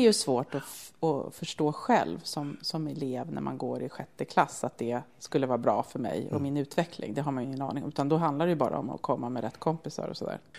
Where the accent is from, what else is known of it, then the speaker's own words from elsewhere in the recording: Södertälje, Stockholm County, Sweden; är ju född och uppvuxen i Södertälje